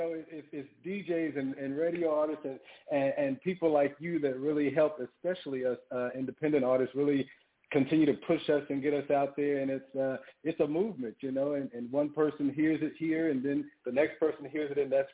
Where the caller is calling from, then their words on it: Atlanta, Georgia, United States; I am calling in from Atlanta, Georgia.